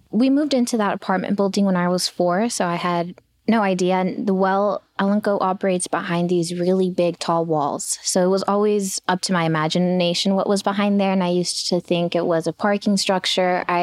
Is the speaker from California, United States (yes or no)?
yes; Los Angeles, California, United States; My neighborhood is made up of the most hardworking people you can imagine.